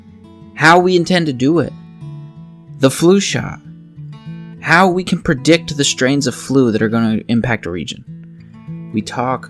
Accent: Pennsylvania, United States; accent: Pennsylvania; my Pennsylvania accent makes me combine every word in a sentence

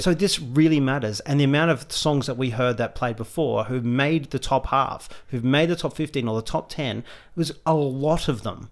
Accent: Australia; we're Australian

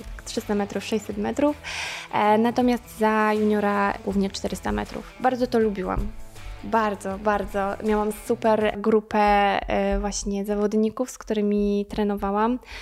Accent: Draganowa, Subcarpathian Voivodeship, Poland; pochodzę, pochodzę właśnie z e, Draganowej, tam się wychowałam i spędziłam większość mojego e, życia

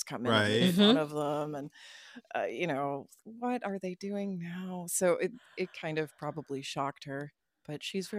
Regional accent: Midwest, United States; also born or lived in Tulsa, Oklahoma; I'm from the Midwest.

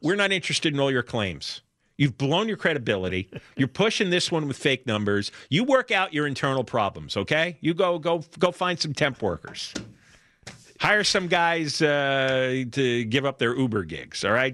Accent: New York area, United States; now in Los Angeles, United States; you and I grew up in New York, right? or in the New York area

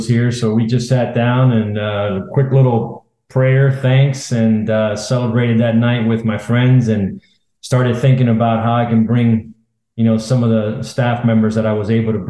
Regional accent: Miami, Florida, United States; So, obviously, growing up in Miami, it's a hotbed for baseball.

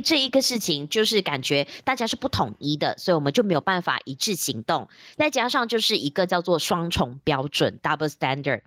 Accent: George Town, Penang, Malaysia; moved away as an adult; also born or lived in Taiwan; now in Kuala Lumpur, Malaysia; 因为我现在在吉隆坡工作，然后我的家乡是在槟城

